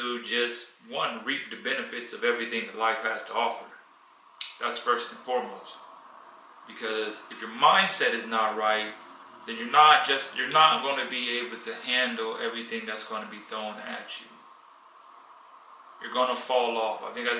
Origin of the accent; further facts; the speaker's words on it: United States; moved away; I grew up in America.